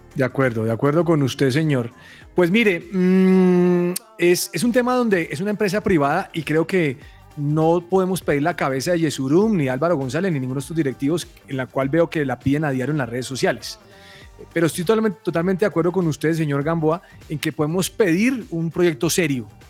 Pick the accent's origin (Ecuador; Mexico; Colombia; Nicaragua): Colombia